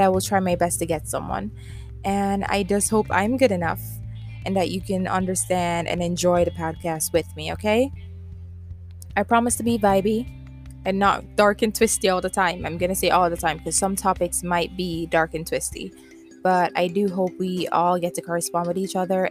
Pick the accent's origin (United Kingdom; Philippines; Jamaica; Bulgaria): Jamaica; accent: Jamaican Creole; I am from the island, the sweet island, Jamaica, a small island